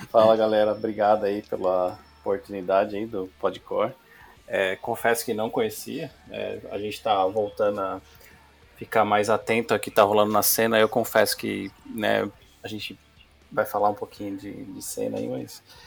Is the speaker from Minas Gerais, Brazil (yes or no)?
no; Piracicaba, São Paulo, Brazil; eu sou do interior de Piracicaba, né? Minha mãe também, uhum. família simples